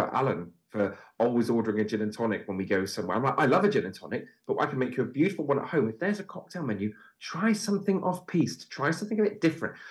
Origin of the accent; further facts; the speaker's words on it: Bristol, South West England, United Kingdom; moved away as an adult; also born or lived in London; I'm from Bristol. I now live back in the Bristol area, and I'd come back home and see my school friends